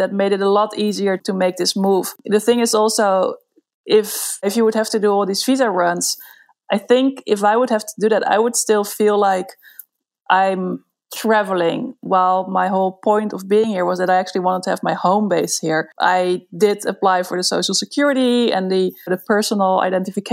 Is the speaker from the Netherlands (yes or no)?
yes; Netherlands; moved away as an adult; now in Barcelona, Spain; I'm from the Netherlands